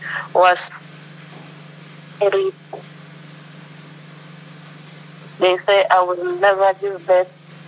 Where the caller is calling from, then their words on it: Limpopo, South Africa; I'm calling from Limpopo.